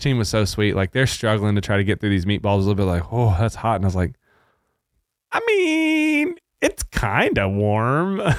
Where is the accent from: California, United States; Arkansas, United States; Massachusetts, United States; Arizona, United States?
Arkansas, United States; now in Texas, United States; I grew up in Arkansas